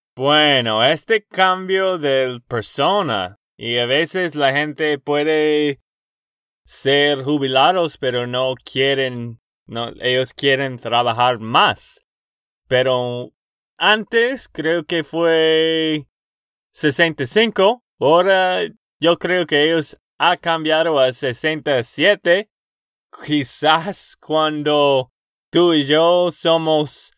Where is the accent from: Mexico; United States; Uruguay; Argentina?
United States; Texas; de Texas, Estados Unidos